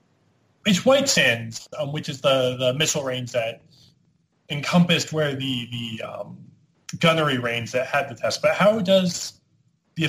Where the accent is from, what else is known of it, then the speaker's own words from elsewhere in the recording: Albuquerque, New Mexico, United States; moved away as an adult; I grew up in New Mexico, and I recently moved back to New Mexico. And as someone growing up in this, I'm growing up in Albuquerque